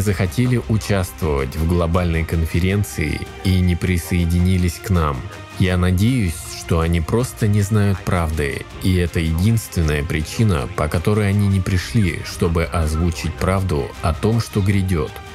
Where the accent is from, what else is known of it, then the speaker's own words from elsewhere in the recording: Bulgaria; Я из Болгарии, города Баллона.